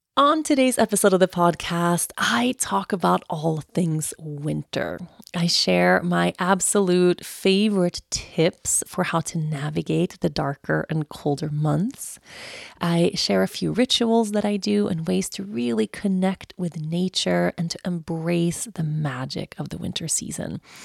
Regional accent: Sweden; moved away as an adult; when I grew up in Sweden, especially in my teenage years, like my last years that I had here before I moved away

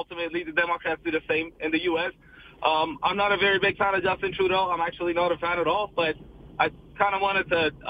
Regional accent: Iran; now in Canada; Iran, which is where I'm from

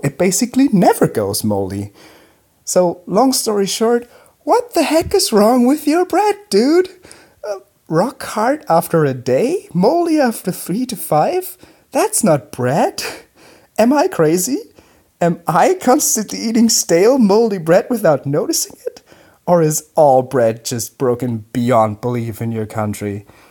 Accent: Germany; I grew up on German sourdough

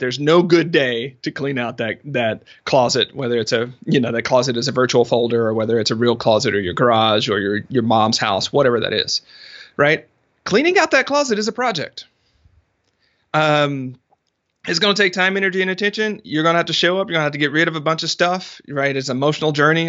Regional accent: the South, United States; I'm from the South

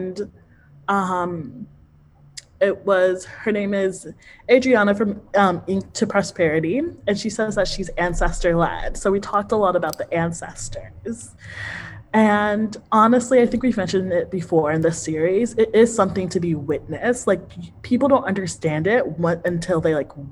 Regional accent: United States; I grew up in the United States.

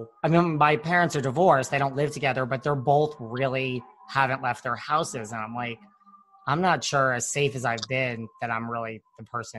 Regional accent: Connecticut, United States; I'm from Connecticut.

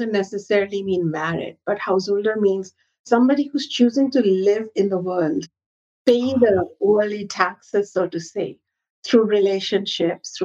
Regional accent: Ayodhya, Uttar Pradesh, India; moved away; I go back to my hometown, Ayodhya

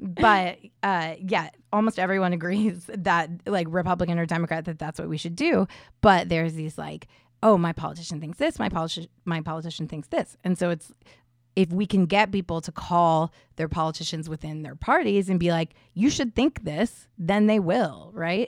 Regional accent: Indiana, United States; I'm from Indiana, I grew up there

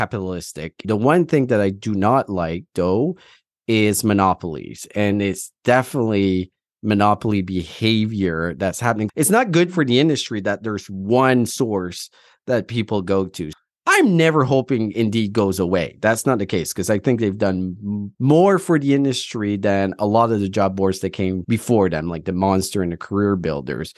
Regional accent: Atlantic Canada, Canada; moved away; also born or lived in Alberta / Ontario; I'm from Atlantic Canada and I moved out

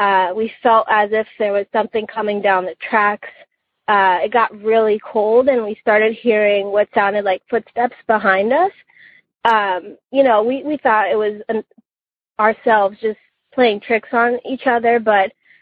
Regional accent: New Jersey, United States; growing up in New Jersey, there's always been a lot of urban legends

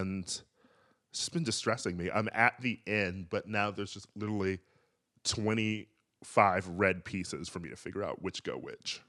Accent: Wisconsin, United States; my home state of Wisconsin

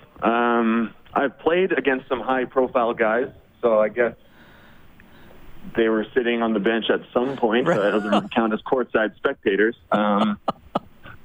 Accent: Edmonton, Alberta, Canada; to be a pro in my hometown

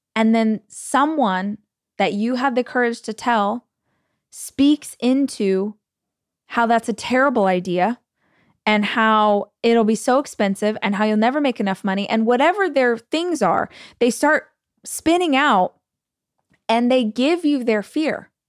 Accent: United States; As an American

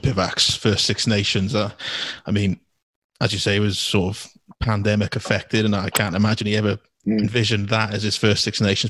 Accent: Wales, United Kingdom; as a Welsh farmer raised in the hills

